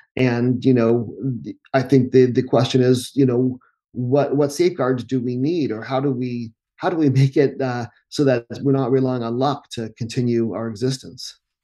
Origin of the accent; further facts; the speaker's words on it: United States; we're English speakers a, and Americans